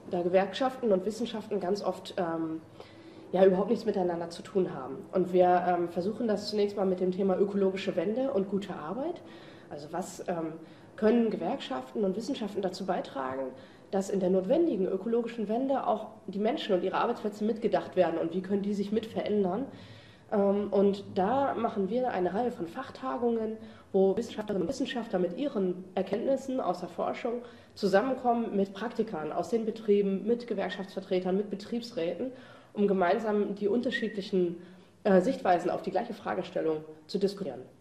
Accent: Cologne, North Rhine-Westphalia, Germany; Ja, ich komme aus Köln.

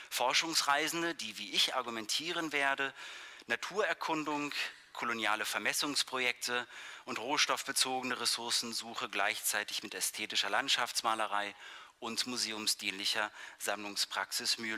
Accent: Berlin, Germany; born there; Ich freue mich sehr über diese Einladung nach Berlin, meine Geburtsstadt.

